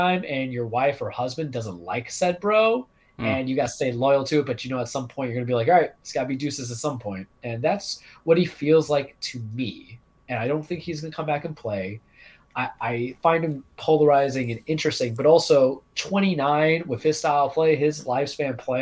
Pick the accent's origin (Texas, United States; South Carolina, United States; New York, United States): New York, United States; New York City; I grew up in Queens